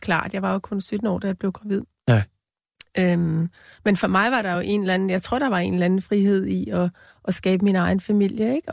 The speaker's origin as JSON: {"language": "Danish", "country": "Denmark", "tie": "born or raised there", "also_born_or_lived": "New York, United States / Greenland", "first_language": "Danish", "moved": "as an adult", "lives_now": "Copenhagen, Denmark"}